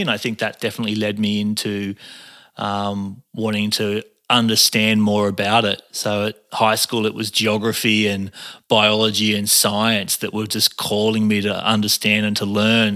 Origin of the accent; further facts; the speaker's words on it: Cairns, Queensland, Australia; moved away; also born or lived in Arimba / Bondi, Sydney; I grew up on, in Cairns. I, I was born in Cairns